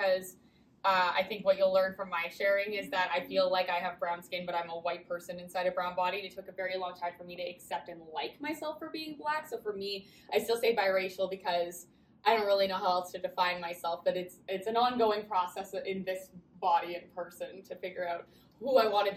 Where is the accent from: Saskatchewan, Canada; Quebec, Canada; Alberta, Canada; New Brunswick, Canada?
New Brunswick, Canada; Moncton; growing up in Moncton